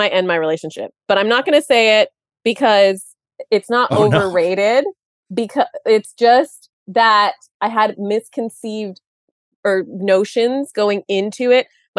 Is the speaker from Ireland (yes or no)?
no; India; I am Indian. Please don't tune out. And I have parents who are Indian.